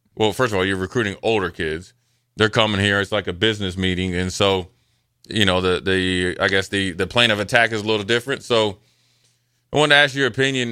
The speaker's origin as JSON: {"language": "English", "region": "Nebraska", "country": "United States", "said": "I was from Nebraska"}